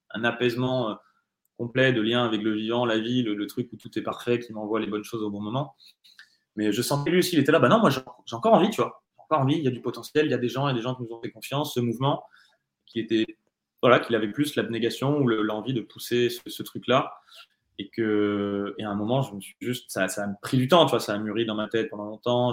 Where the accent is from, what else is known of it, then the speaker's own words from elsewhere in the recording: France; je suis français